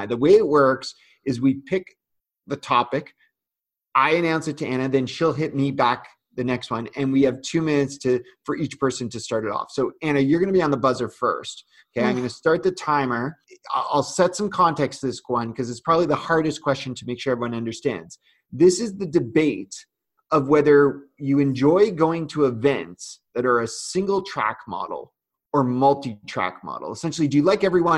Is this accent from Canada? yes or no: yes; Canada; I'm Canadian